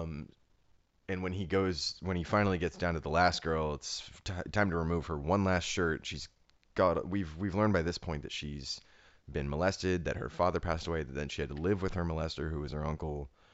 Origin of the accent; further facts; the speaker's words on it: Ohio, United States; also born or lived in Harlem, New York; now in New York, United States; a writer from Ohio who now lives in Harlem